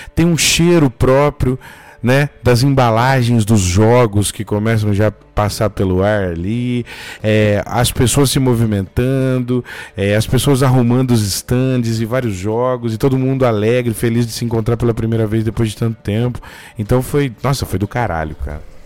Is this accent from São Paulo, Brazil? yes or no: yes; Bebedouro, São Paulo, Brazil; eu sou do interior de São Paulo, numa cidade pequena aqui chamada Bebedouro, perto de Ribeirão Preto